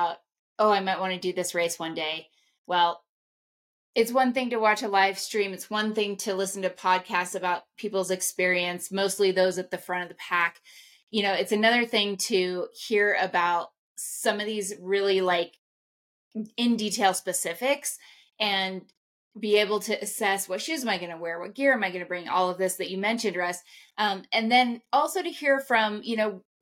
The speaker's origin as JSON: {"language": "English", "town": "Ouray", "region": "Colorado", "country": "United States", "tie": "born or raised there", "also_born_or_lived": "Denver, Colorado", "said": "I am a native of the beautiful San Juan Mountains of Colorado, grew up in Ouray, Colorado"}